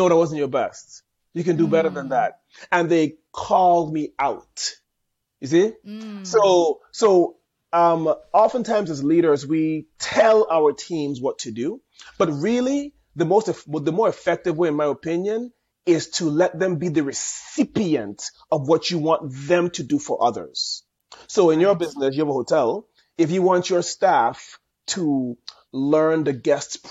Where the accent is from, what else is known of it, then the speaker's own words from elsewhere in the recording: St. Thomas, U.S. Virgin Islands; accent: Caribbean; I'm proudly born and raised in specifically in St. Thomas in the U.S. Virgin Islands.